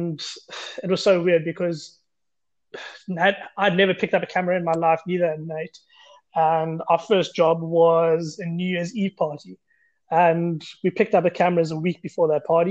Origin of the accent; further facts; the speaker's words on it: Grahamstown, Eastern Cape, South Africa; moved away as an adult; now in Cape Town, South Africa; I'm from Grahamstown, Eastern Cape, living in Cape Town, stayed here for the last 8 years